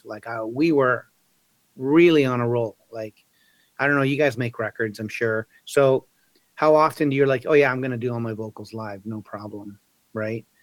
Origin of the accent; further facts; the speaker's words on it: Chile; now in Canada; I'm Chilean, right? I was born in Chile